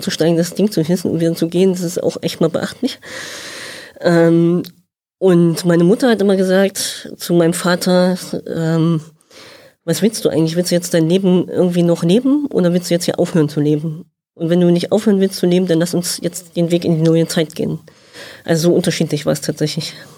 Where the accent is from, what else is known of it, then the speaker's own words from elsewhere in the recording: Thuringia, Germany; also born or lived in Demmin; habe Leistungssport gemacht, habe mein Abi da gemacht, habe in Erfurt studiert